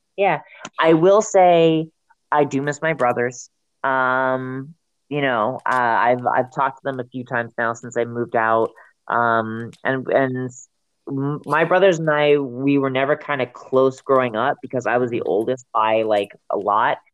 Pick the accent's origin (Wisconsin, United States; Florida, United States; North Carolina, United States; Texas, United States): Florida, United States; South; moved away; also born or lived in Montana; I'm from the south. I'm from South Florida